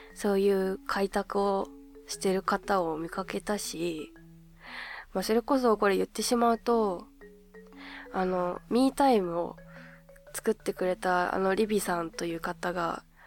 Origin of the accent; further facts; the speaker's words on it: Hokkaido, Japan; 地元の北海道